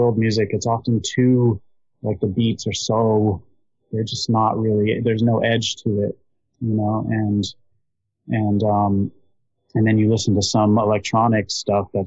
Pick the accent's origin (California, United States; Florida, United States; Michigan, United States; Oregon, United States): California, United States; Los Angeles; I grew up in East LA and in Los Angeles